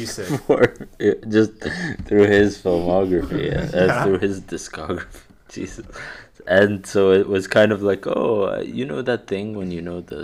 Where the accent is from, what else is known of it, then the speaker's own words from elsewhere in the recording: Egypt; if I was not from Egypt